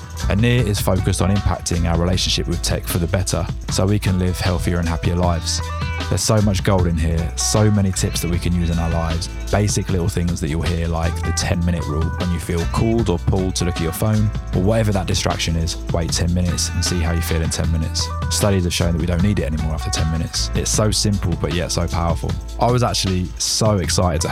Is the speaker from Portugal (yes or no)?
no; England, United Kingdom; as an English tourist